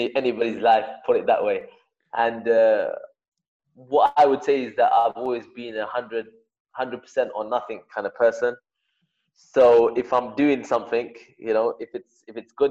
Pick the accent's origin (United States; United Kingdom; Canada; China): United Kingdom; London; moved away; also born or lived in Nottingham; I'm from London and I went and lived up in Nottingham, living alone, you know, coming from a Pakistani family